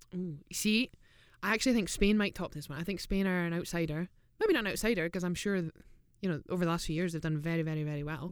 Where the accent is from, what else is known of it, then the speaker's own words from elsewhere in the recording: Scotland, United Kingdom; from Scotland